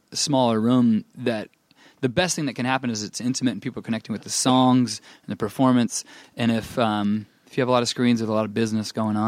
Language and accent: English; Anaheim, California, United States; grew up some in Northern California, but then in Anaheim.